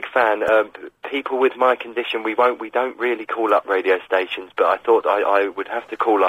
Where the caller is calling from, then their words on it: London, United Kingdom; I'm calling from London.